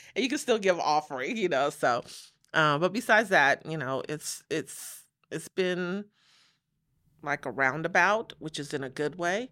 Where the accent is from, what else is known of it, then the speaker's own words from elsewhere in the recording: Los Angeles, California, United States; moved away as an adult; also born or lived in Chicago; now in Las Vegas, United States; we moved to Los Angeles from Chicago, so that was about five, six years old